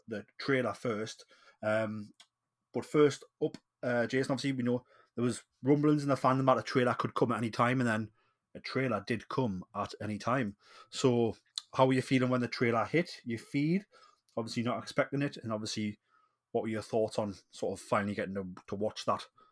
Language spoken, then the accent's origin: English; Newcastle upon Tyne, North East England, United Kingdom; accent: Geordie